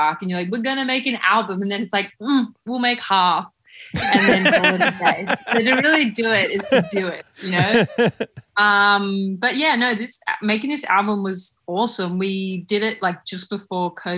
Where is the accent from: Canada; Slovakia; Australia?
Australia; being an Australian band